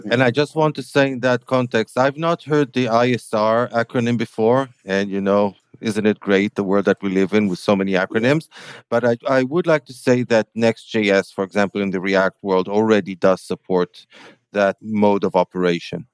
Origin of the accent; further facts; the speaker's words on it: Tel Aviv, Tel Aviv District, Israel; in my hometown